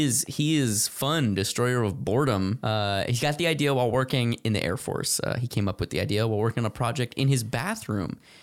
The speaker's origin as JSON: {"language": "English", "region": "Arizona", "country": "United States", "tie": "born or raised there", "said": "Growing up in Arizona"}